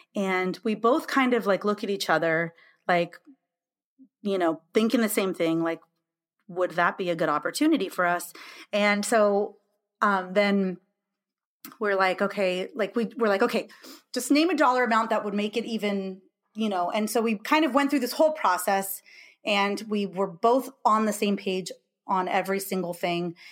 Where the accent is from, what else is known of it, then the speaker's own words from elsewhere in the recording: California, United States; moved away as an adult; now in Illinois, United States; I'm from California, and I live in Illinois now